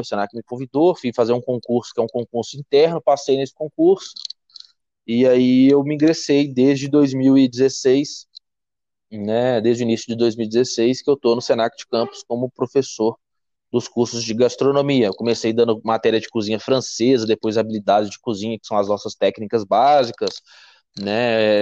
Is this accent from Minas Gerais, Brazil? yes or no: yes; Belo Horizonte, Minas Gerais, Brazil; sou mineiro de Belo Horizonte